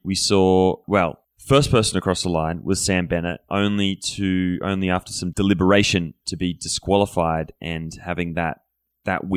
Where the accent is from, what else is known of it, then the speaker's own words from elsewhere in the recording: Australia; moved away; Being an Australian